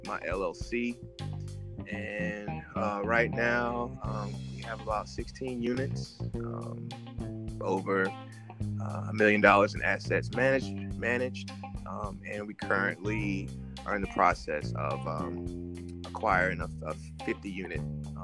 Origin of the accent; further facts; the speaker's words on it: North Carolina, United States; moved away as an adult; now in Washington, D.C., United States; I'm from North Carolina